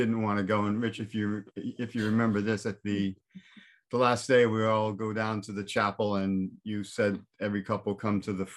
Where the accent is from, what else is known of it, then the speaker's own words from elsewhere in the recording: Massachusetts, United States; now in Wickford, United States; I grew up in Massachusetts